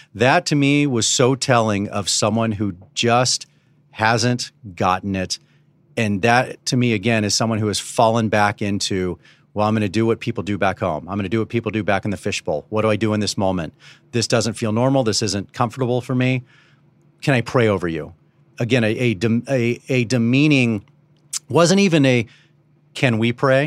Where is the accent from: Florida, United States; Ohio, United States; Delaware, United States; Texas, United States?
Texas, United States; Dallas; I was born around this. I was born around Southern Baptist when I was growing up in Dallas